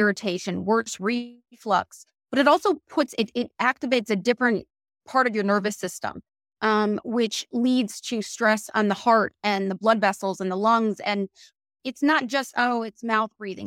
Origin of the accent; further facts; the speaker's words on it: Connecticut, United States; moved away as an adult; also born or lived in Virginia / Maryland / Washington, D.C.; now in Boca Raton, United States; I am from Connecticut